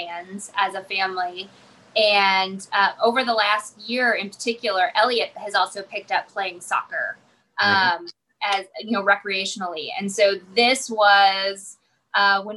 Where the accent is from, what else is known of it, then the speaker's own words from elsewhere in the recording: Mount Vernon, Illinois, United States; moved away as an adult; also born or lived in Lincoln, Illinois; So I am from Mount Vernon, Illinois. So a small town in southern Illinois, of about 15,000.